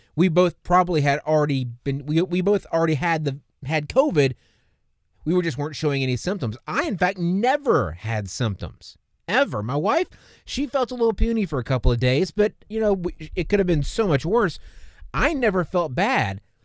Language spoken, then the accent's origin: English; the South, United States; I'm from the South